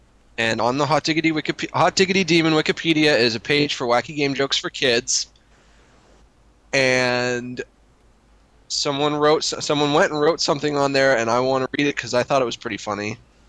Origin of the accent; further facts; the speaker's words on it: Massachusetts, United States; my hometown, where I live